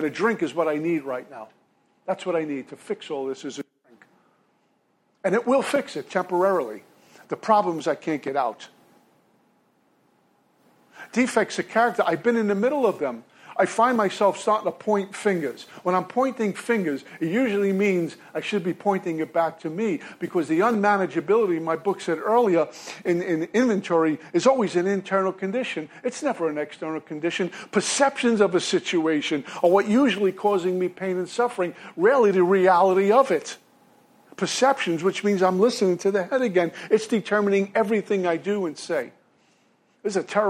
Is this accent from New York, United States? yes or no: yes; New York City, New York, United States; moved away; also born or lived in Hastings, Minnesota; I'm originally from Brooklyn, New York.